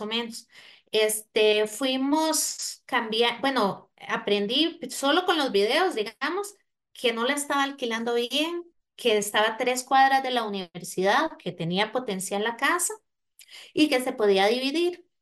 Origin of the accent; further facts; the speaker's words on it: Costa Rica; moved away; soy de Costa Rica